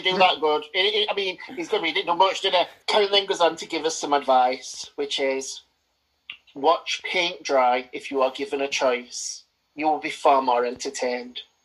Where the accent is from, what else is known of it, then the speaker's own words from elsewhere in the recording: United Kingdom; I've grown to accept my Britishness